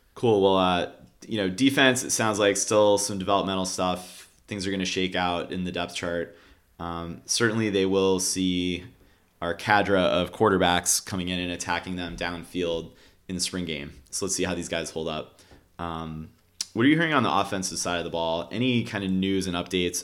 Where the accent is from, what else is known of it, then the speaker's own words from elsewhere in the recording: Cleveland, Ohio, United States; moved away; I grew up in Cleveland